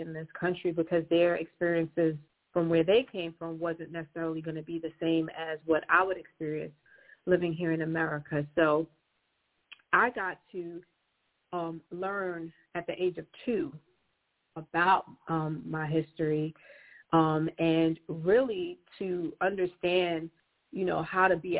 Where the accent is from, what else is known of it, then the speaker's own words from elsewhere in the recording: New York City, New York, United States; I am born and raised in Brooklyn